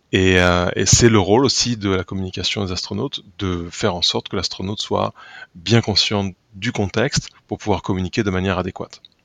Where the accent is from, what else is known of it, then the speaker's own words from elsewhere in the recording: Tulle, Nouvelle-Aquitaine, France; J'y suis né déjà je suis né à Tulle en 1982